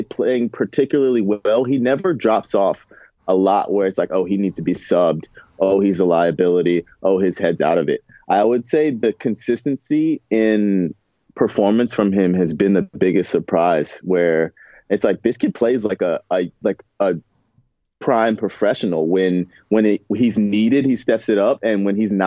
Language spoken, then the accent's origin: English; the South, Southern United States, United States; I'm from the South